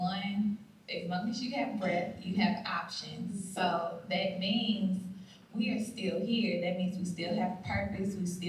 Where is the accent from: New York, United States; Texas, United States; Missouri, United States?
Missouri, United States; St. Louis; now in Mississippi, United States; I'm from St. Louis, so being in Mississippi, that's like 7 hours away.